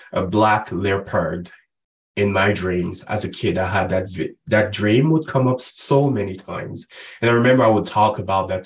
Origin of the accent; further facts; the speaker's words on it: Cameroon; I was born and raised in Africa, the central part of Africa. Cameroon is where I grew up